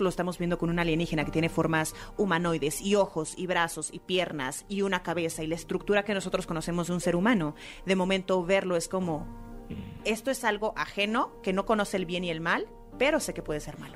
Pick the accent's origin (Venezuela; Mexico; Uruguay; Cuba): Mexico; el mexicano